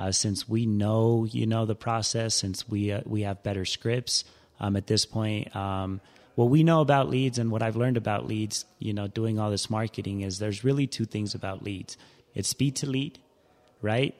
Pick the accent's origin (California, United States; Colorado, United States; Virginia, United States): Colorado, United States; Denver; also born or lived in Ciudad Juarez, Chihuahua, Mexico; I'm a Denver native, most will say. I've been here since I was five